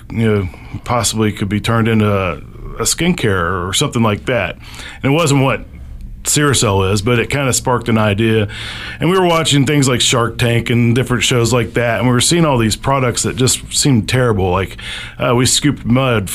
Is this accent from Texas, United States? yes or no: no; Huntington, West Virginia, United States; I'm from Huntington, West Virginia originally